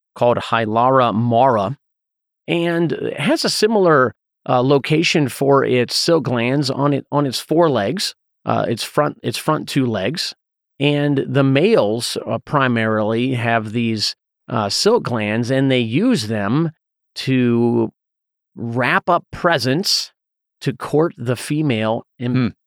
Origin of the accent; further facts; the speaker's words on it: Southeast, United States; growing up in the Southeast